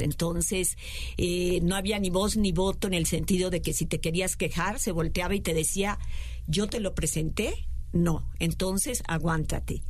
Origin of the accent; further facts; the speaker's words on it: Mérida, Yucatán, Mexico; Yo no soy del norte como Liz, yo soy del sur, de Mérida